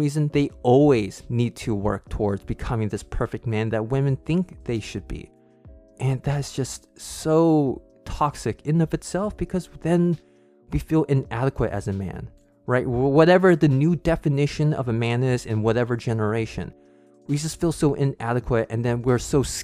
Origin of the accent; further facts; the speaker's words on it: California, United States; growing up in the United States or just in California and having a white dad